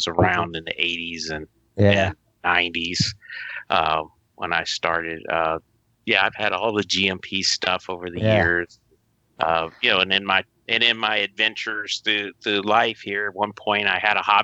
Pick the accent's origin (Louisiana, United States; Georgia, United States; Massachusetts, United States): Louisiana, United States; moved away as an adult; also born or lived in Chattanooga, Tennessee / Huntsville, Alabama; now in California, United States; I grew up in Louisiana and then moved to Chattanooga